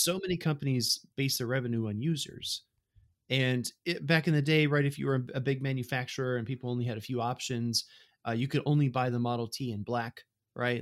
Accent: Mississippi, United States; moved away; also born or lived in Tampa, Florida; I first moved to Tampa, Florida, right, I come from Mississippi

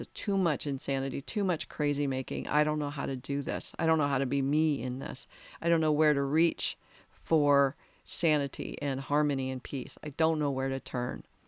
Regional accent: United States

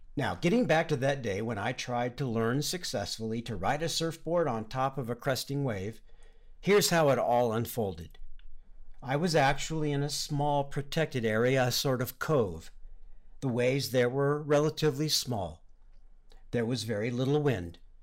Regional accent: Southern California, United States; I grew up in Southern California, near the ocean

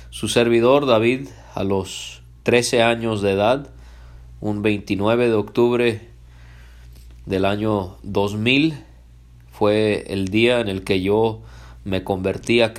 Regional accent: Puerto Vallarta, Jalisco, Mexico; also born or lived in Canada; Yo nací en Canadá un 16 de junio del año 1987 y la razón por la que hablo español es porque mis padres cuando yo tenía 11 meses de nacido ellos se mudaron a México específicamente a la ciudad de Puerto Vallarta en el estado de Jalisco

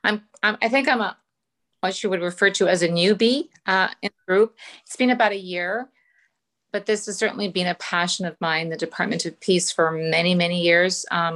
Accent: Canada; now in Cleveland, United States; I live in Cleveland. I've been here for 30 years. Originally, I'm from Canada.

